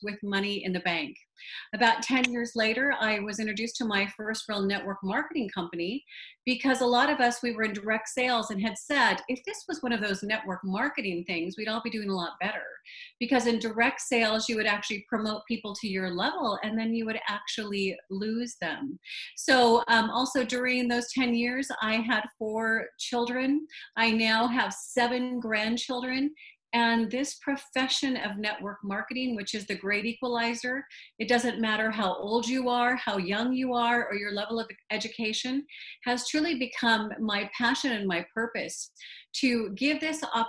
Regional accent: Montana, United States; I grew up in Montana

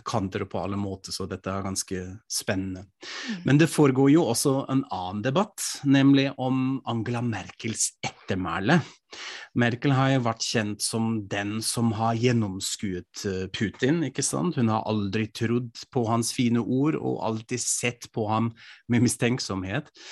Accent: Frankfurt, Hesse, Germany; moved away; I min hjemby Frankfurt am Main

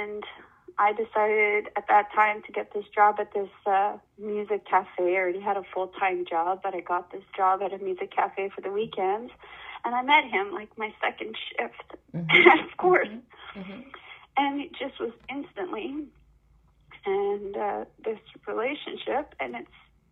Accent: Manitoba, Canada; moved away; I moved away from Manitoba, where I grew up, away from my family.

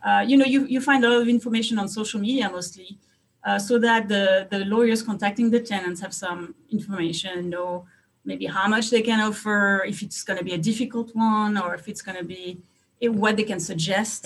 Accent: France; moved away as an adult; also born or lived in Hungary; now in United States; I'm from France. I was uh, born and raised in France

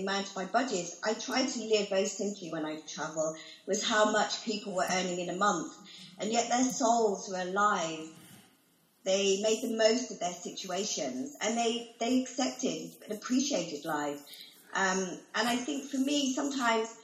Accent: United Kingdom; I call myself British because that's where I grew up

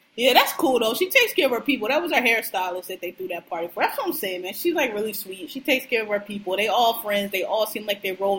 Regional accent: Philadelphia, Pennsylvania, United States; I'm from Philly, born and raised

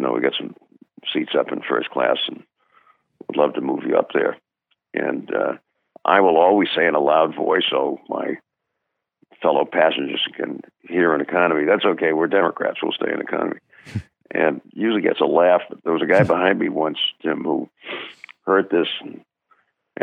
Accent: Brookline, Massachusetts, United States; Born in my hometown, his birthplace within a half a mile walk of our house

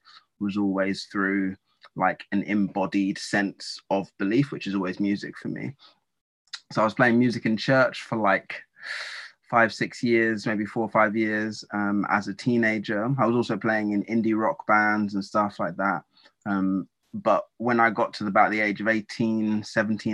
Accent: Essex, East of England, United Kingdom; I was born and raised in a part of the UK called Essex.

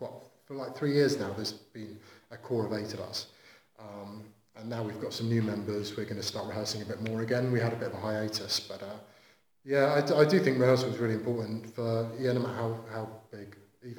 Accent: Southampton, South East England, United Kingdom; I'm from Southampton

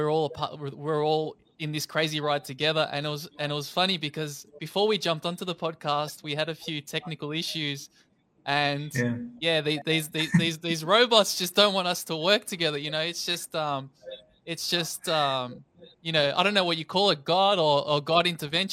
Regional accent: Melbourne, Victoria, Australia; I'm from Melbourne, Australia

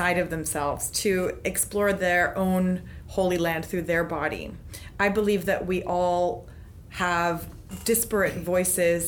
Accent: Palos Verdes, California, United States; growing up in Palos Verdes, I was teased for being Jewish

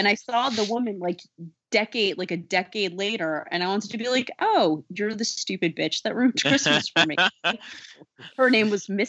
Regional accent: South Carolina, United States; That kid was actually from my hometown in South Carolina, which is weird.

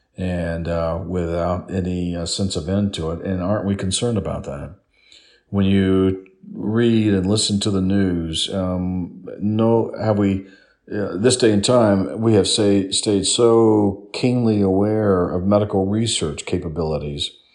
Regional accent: South Florida, United States; I grew up in South Florida

